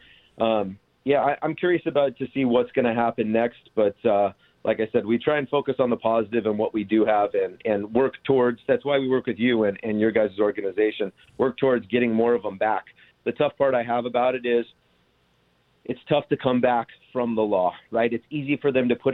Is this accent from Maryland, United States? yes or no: no; Orange County, California, United States; born and raised in Orange County